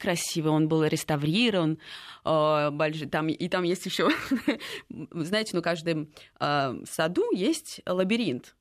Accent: Moscow, Russia; я вообще родилась в Москве

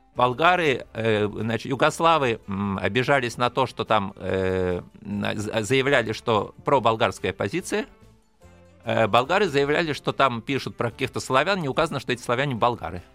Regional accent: Russia; я из России

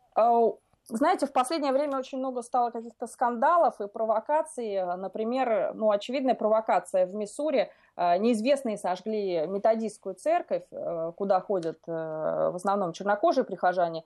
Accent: Russia; now in Washington, United States; я из России, что я русская

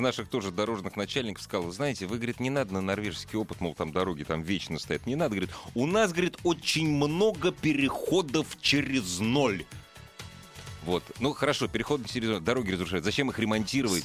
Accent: Moscow, Russia; я как москвич

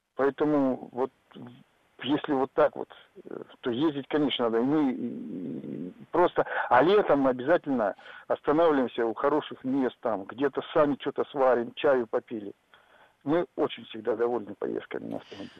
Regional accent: Arkhangelsk Oblast, Russia; now in Tyumen, Russia; я езжу из Тюмени, я родился в Архангельской области, и мы с семьей ездим туда

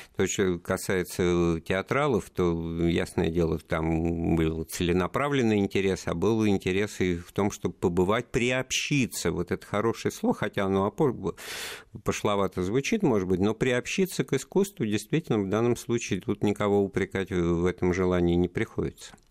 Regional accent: Moscow, Russia; как коренной москвич

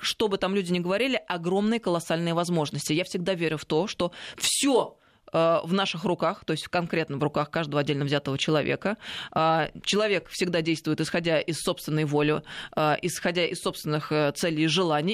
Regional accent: Tver, Tver Oblast, Russia; я из Твери

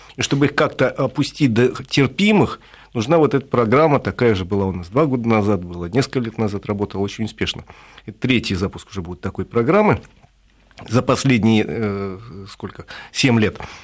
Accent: Moscow, Russia; Москве, это м-, мой родной город

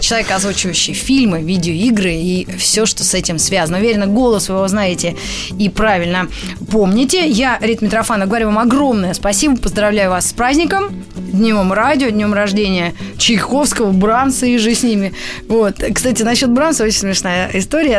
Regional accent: Moscow, Russia; я была в Москве, там и родилась

